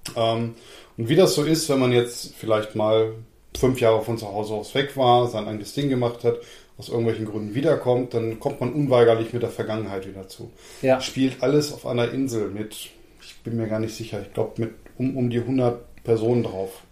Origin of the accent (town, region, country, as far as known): Lower Saxony, Germany; born or raised there